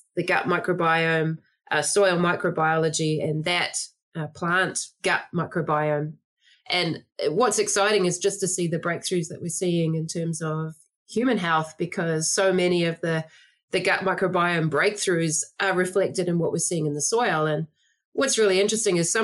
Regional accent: New Zealand; moved away; I don't speak with an American accent. I'm originally from New Zealand.

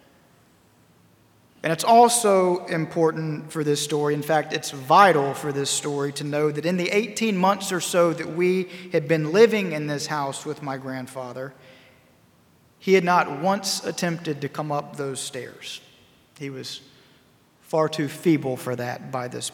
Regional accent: High Point, North Carolina, United States; my hometown of High Point, North Carolina

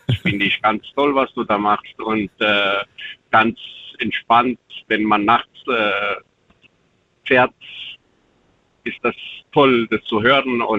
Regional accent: Romania; German is a second language; moved away as an adult; now in Germany; Ich bin mit äh, 25 Jahren aus Rumänien nach Deutschland gekommen. Mittlerweile bin ich 50 geworden dieses Jahr.

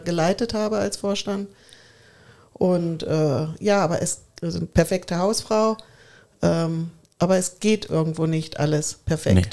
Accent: Braunschweig, Lower Saxony, Germany; moved away as an adult; now in Bavaria, Germany; in meiner Heimat in Braunschweig

